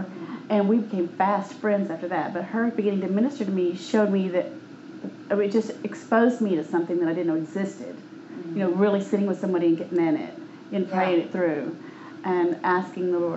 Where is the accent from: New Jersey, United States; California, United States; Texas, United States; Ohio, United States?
Texas, United States; Houston; I was born in Houston, so I'm a Texan, even though I've been out of the state a few times in life.